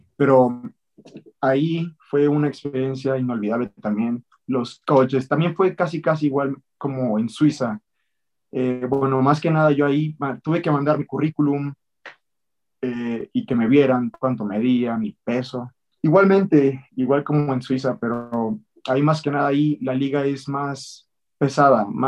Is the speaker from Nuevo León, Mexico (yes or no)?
no; Mexico City, Mexico; nací en la Ciudad de México, y pues ahí soy chilango